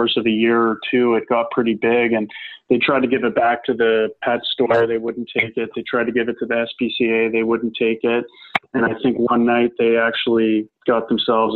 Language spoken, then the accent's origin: English; Calgary, Alberta, Canada; play in Calgary, my hometown team, for the Hitmen